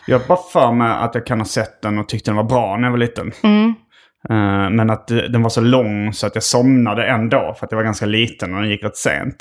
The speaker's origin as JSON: {"language": "Swedish", "region": "Skåne", "country": "Sweden", "accent": "Scanian", "said": "där går lite min skånska gräns"}